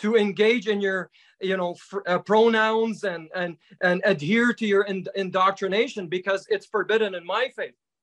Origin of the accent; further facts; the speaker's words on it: Ottawa, Ontario, Canada; So I grew up in Ottawa